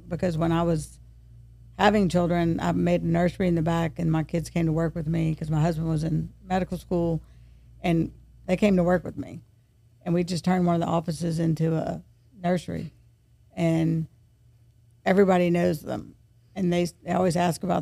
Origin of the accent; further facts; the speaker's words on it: Baton Rouge, Louisiana, United States; we grew up in Dillon Springs, but we went to school at St. James and Episcopal